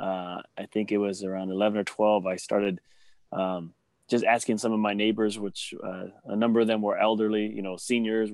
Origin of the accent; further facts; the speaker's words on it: Sacramento, California, United States; born and raised in Sacramento, South Sacramento